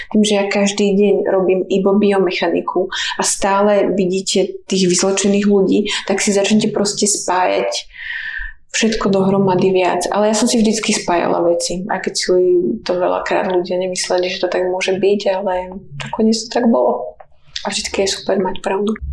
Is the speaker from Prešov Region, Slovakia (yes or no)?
no; Púchov, Trenčín Region, Slovakia; also born or lived in Žilina; ja som odtiaľto, aký originál som od Žiliny, ale už potom, keď sme boli trochu väčšie, tak sme vyrastali pri dedine v Púchove